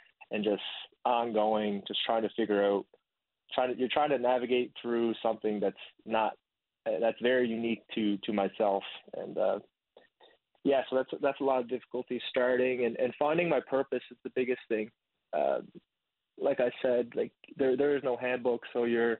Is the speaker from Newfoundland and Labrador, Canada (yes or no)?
yes; Corner Brook, Newfoundland and Labrador, Canada; also born or lived in Blanc-Sablon, Quebec / Vietnam; I spent most of my time growing up in Corner Brook. Before that, I was in Blanc-Sablon, Quebec. I'm adopted from Vietnam.